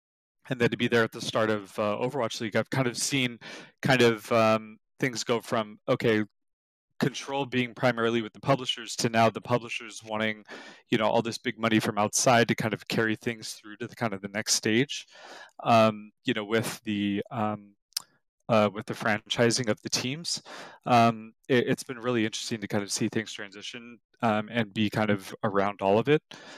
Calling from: Santa Clara, California, United States; I'm in lovely Santa Clara, California.

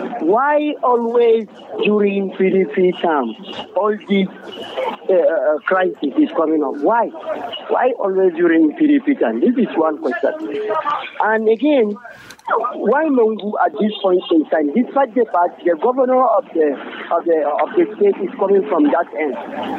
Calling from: Ngorogu, Nigeria; I'm calling from Ngorogu.

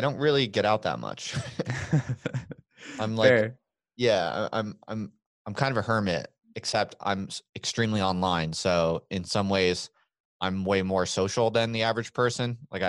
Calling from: Albuquerque, New Mexico, United States; I am in Albuquerque, New Mexico.

